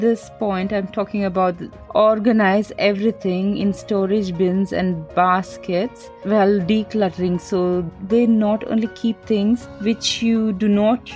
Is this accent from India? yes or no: yes; India; I'm Indian, so we are very colorful and we use all the colors